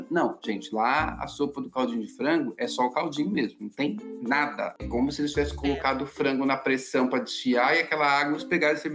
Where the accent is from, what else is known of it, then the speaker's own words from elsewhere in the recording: Brazil; gente, a gente é, é, é brasileira, né?